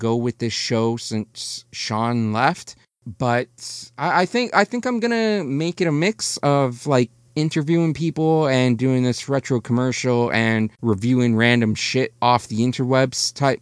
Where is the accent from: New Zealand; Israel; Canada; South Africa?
Canada; I'm Canadian.